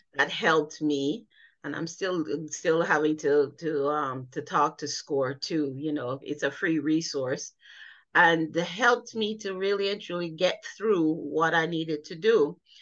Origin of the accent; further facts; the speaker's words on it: Jamaica; now in United States; I grew up in Jamaica